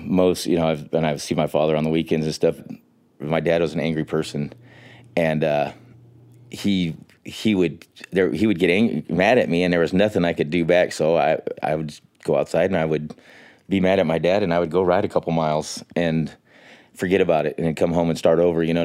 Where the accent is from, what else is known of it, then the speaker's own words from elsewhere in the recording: Miami, Oklahoma, United States; I'm from Miami, Oklahoma, and I'm a disabled veteran and cancer survivor.